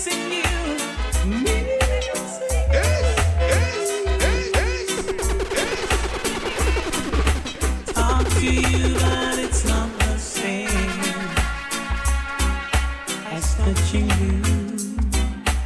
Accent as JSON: {"language": "English", "region": "London", "country": "United Kingdom", "said": "we come from Northwest London"}